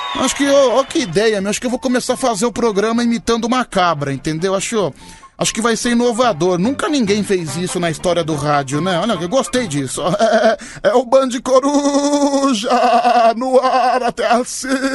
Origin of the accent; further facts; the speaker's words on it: São Paulo, Brazil; eu sou de São Paulo